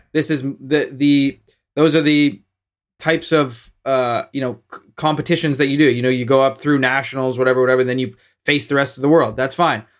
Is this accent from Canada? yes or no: yes; Canada; as Canadian fans